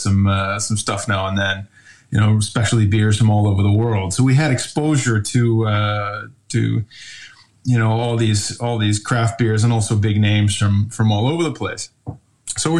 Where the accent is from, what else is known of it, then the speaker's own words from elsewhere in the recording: Rochester, New York, United States; moved away as an adult; also born or lived in Ohio; now in Flåm, Norway; born and raised in upstate New York, Rochester.